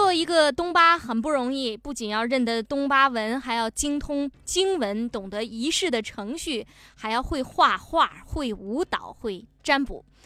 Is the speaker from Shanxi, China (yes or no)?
no; Fujian, China; 我是从福建来的